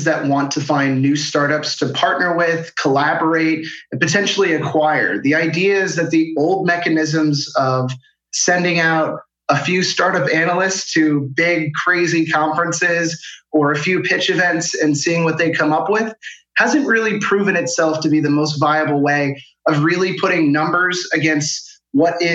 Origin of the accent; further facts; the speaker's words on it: Washington, D.C., District of Columbia, United States; moved away as an adult; now in Denmark; I'm originally from the Washington, D.C. metropolitan area, but I found myself in Denmark about 3 years ago